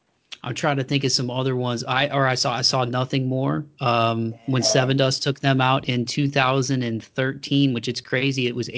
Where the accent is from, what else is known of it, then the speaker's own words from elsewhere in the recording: Toledo, Ohio, United States; my hometown of Toledo is about an hour south of Detroit